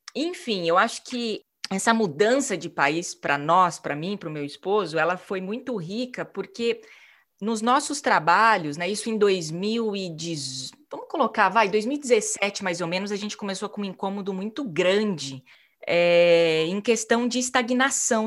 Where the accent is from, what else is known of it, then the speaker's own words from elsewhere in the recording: Maringá, Paraná, Brazil; moved away as an adult; also born or lived in São Paulo / Italy; saí de Maringá, minha cidade natal